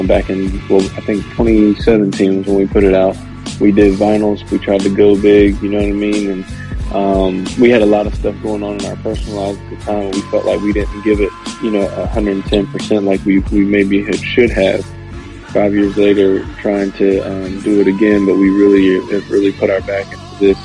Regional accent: Edenton, North Carolina, United States; also born or lived in Raleigh, North Carolina; born and raised in North Carolina in a small town called Edenton, North Carolina

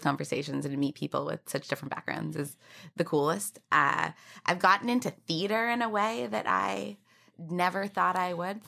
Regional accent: Canada; moved away as an adult; also born or lived in United States; now in New York City, United States; I'm also Canadian

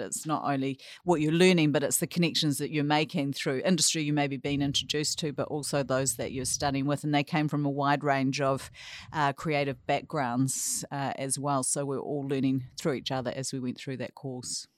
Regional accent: Tauranga, Bay of Plenty, New Zealand; moved away as an adult; I grew up here in, in Tauranga, and I've, I guess you could say I've returned, uh, to my hometown

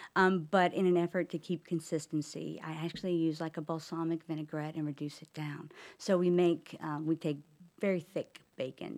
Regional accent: Charlotte, North Carolina, United States; now in Huntersville, United States; I grew up in Charlotte, so I've been in the area most of my life

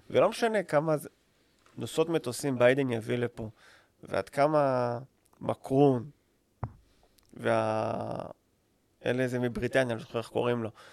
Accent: Israel; אני ישראלי, אני חי פה כל החיים שלי

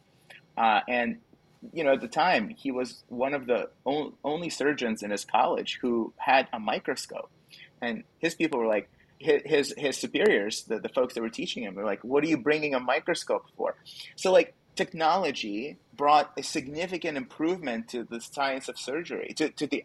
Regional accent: Kyiv, Ukraine; moved away; I actually grew up in the Soviet Union. I grew up in Ukraine. I was born in Kiev

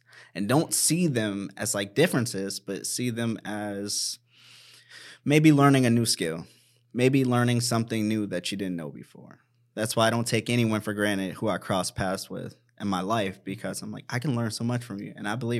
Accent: Washington, District of Columbia, United States; And that struck home for me because I'm from Washington, mm-hmm. D.C.

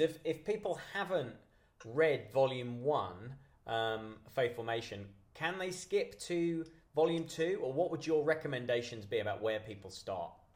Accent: United Kingdom; I'm very British

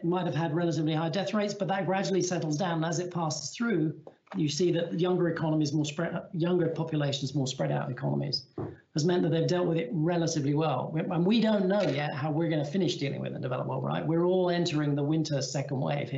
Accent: England, United Kingdom; as an Englishman

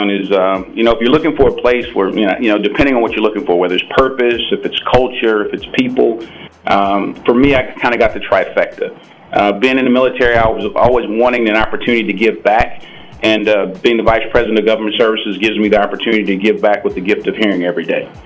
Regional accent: Indianapolis, Indiana, United States; moved away as an adult; I'm from Indianapolis, Indiana, born and raised.

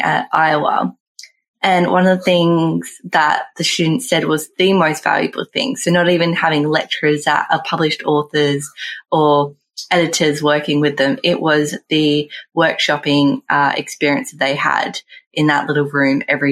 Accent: Australia; we're Australian and not New Zealanders

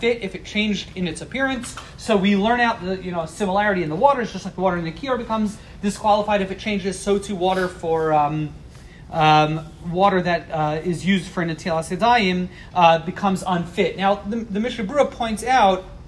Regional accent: East Coast, United States; growing up on the East Coast

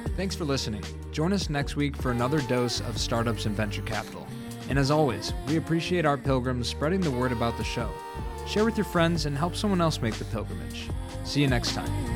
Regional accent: Chicago, Illinois, United States; that being my hometown

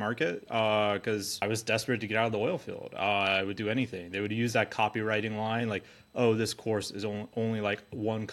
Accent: Alaska, United States; born and raised in Alaska

